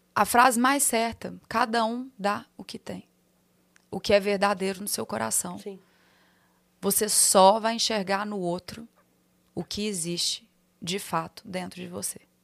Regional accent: Minas Gerais, Brazil; accent: mineiro; moved away as an adult; now in São Paulo, Brazil; Falar com meu sotaque, fazer minhas brincadeiras, contar meus, meus causos mineiros

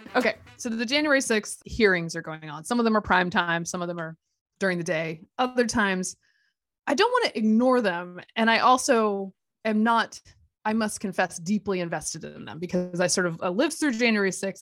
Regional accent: Durham, North Carolina, United States; moved away; Durham is my hometown

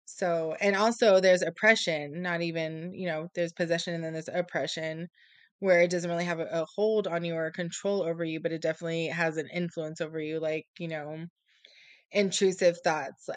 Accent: San Antonio, Texas, United States; also born or lived in South Carolina / California; I was born and raised in San Antonio, Texas, and, you know, grew up here all my life

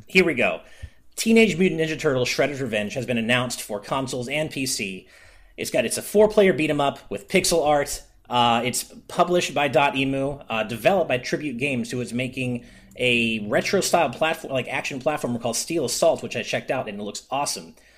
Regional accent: Los Angeles, California, United States; I was born and raised in SoCal

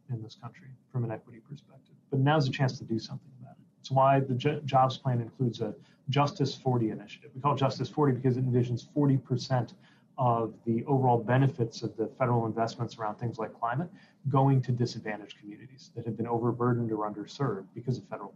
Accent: South Bend, Indiana, United States; our recovery from it defines the life of my hometown to this day

